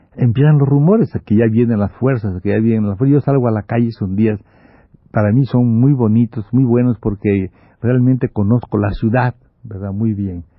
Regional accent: Campeche, Mexico; yo regresara a mi pueblo, yo regresara a Campeche

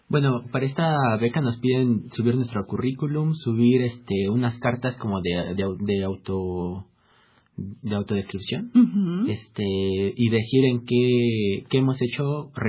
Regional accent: Mexico; somos cinco mexicanos

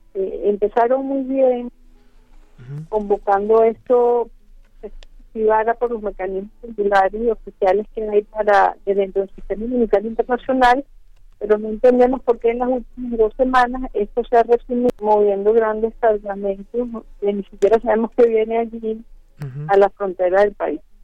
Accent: Venezuela

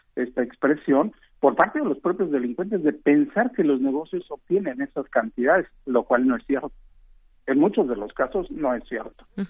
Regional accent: Guanajuato, Mexico; yo soy oriundo del Estado de Guanajuato

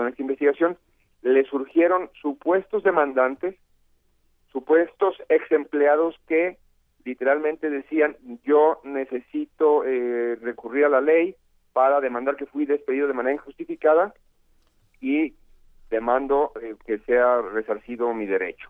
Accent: Sayula, Jalisco, Mexico; en el páramo allá en Sayula, en mi tierra

